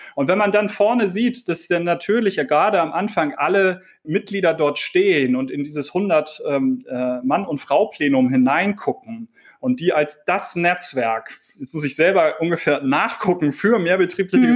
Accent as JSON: {"language": "German", "region": "Hamburg", "country": "Germany", "said": "Ich komme aus Hamburg"}